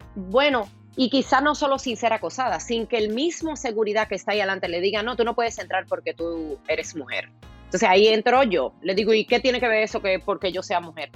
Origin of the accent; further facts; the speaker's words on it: Consuelo, San Pedro de Macorís, Dominican Republic; now in United States; Yo nací en el ingenio Consuelo, rodeada de caña.